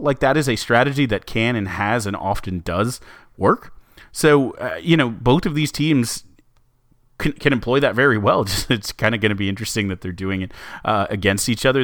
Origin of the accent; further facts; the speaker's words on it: New Braunfels, Texas, United States; I'm from New Braunfels